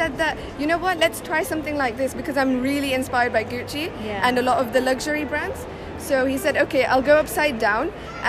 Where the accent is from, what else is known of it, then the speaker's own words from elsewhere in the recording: Leicester, East Midlands, United Kingdom; Yes, that's correct.